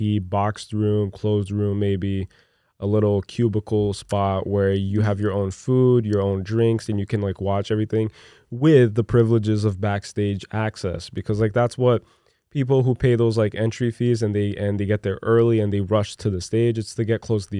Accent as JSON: {"language": "English", "town": "Newark", "region": "New Jersey", "country": "United States", "also_born_or_lived": "Brazil", "moved": "yes", "said": "I'm from Newark, dude."}